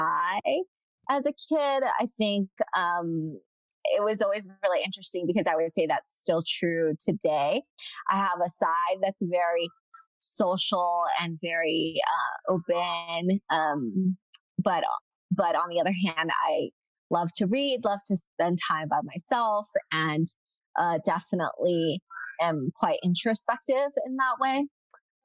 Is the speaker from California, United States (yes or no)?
yes; Southern California, United States; moved away as an adult; also born or lived in China / Philadelphia; I was actually born in China and grew up in Southern California